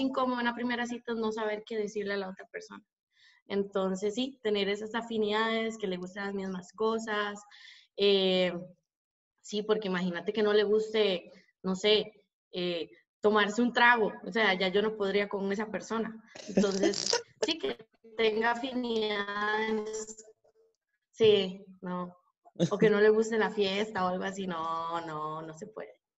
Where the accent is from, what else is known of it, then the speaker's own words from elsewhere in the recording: Costa Rica; soy tica. Estoy en mi casa aquí en Costa Rica